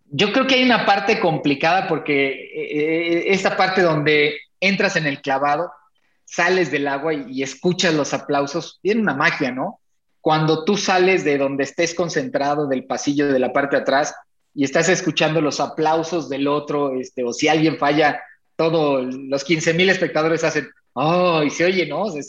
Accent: Mexico; las porras, pues como somos los mexicanos, ¿no?

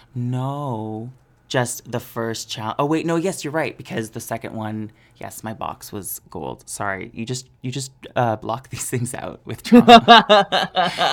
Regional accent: Peterborough, Ontario, Canada; moved away; did a show in Peterborough for my hometown for the first time since being on Canada's Drag Race

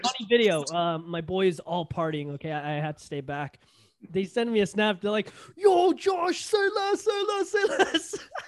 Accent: Toronto, Ontario, Canada; accent: Toronto; also born or lived in Hamilton; Our Toronto accent is so foreign

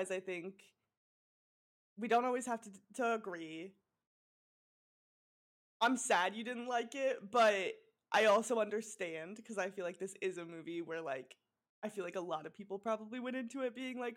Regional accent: Colorado, United States; also born or lived in Iowa; now in Los Angeles, United States; Cuz like I grew up in Colorado and Iowa and then now I live in Los Angeles, so it's like like I'll say like pop sometimes, I'll say soda sometimes.

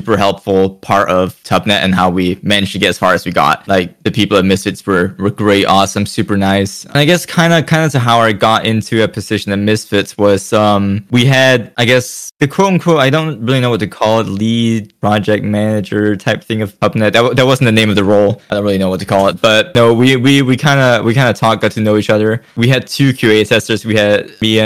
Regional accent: Denmark; I'm from Europe. I'm from Denmark.

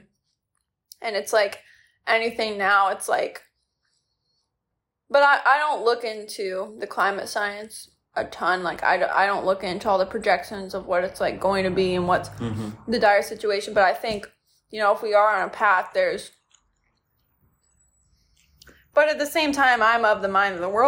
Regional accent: Michigan, United States; the small lake that I grew up on in Michigan

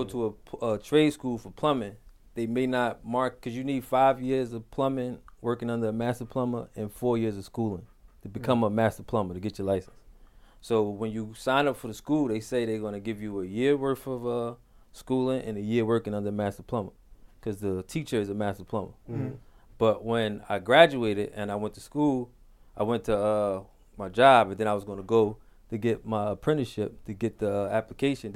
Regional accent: Newark, New Jersey, United States; also born or lived in Orange, New Jersey; born in Newark, moved to Orange when I was 11, regular Newark story, did a little dumb stuff when I was a kid

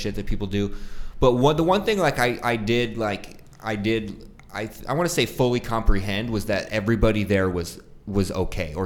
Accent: Prescott, Arizona, United States; also born or lived in Syracuse, New York, United States; now in Phoenix, United States; I grew up in Prescott

